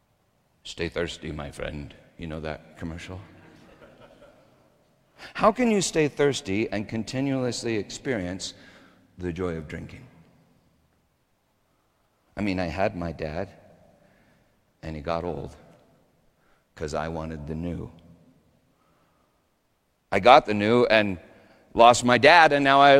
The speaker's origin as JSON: {"language": "English", "town": "Littleton", "country": "United States", "tie": "born or raised there", "said": "Sometimes I drive by the house where I grew up in Littleton. It's not that far from me"}